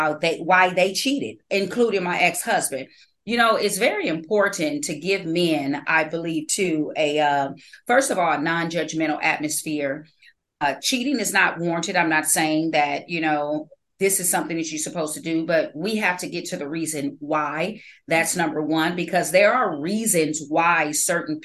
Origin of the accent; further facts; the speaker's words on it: California, United States; I was born in California